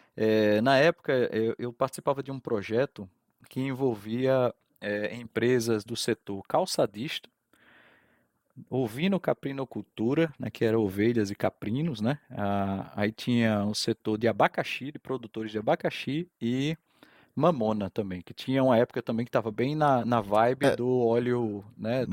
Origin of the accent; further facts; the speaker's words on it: João Pessoa, Paraíba, Brazil; also born or lived in Fortaleza, Ceará / Campina Grande; nasci em Fortaleza, sou cearense, tá? Ah, e aí isso me coloca numa posição legal entre João Pessoa e Campina Grande, que a minha vida foi aqui em João Pessoa